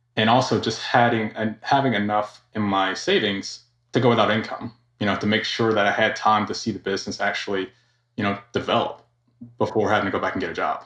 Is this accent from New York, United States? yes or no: no; Georgia, United States; also born or lived in Florida / California; Born and raised in Georgia.